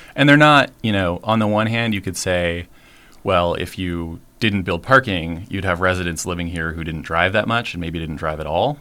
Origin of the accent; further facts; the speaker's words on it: Washington, United States; also born or lived in Seattle; I grew up in Washington State